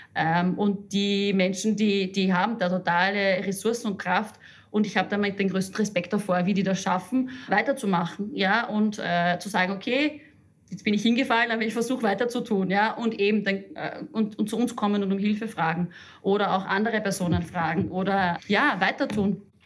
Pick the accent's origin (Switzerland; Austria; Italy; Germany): Austria; Upper Austria; moved away; Ich komme aus Oberösterreich und fahre oft zu meinen Eltern nach Hause aufs Land.